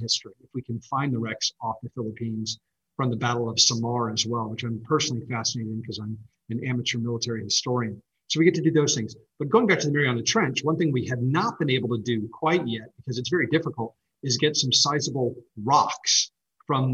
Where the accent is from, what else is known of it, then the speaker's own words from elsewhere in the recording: United States; being an American